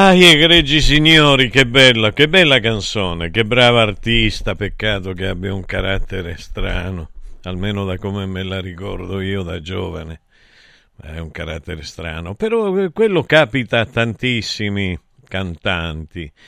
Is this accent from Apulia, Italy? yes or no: no; Taurianova, Calabria, Italy; also born or lived in Aspromonte; Io sono nato nell'Aspromonte, però sono cresciuto a Taurianova